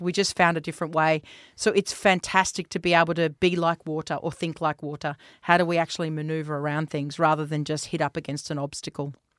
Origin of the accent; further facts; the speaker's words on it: Australia; also born or lived in New Zealand; I've spent the better part of my adolescence, um, in Australia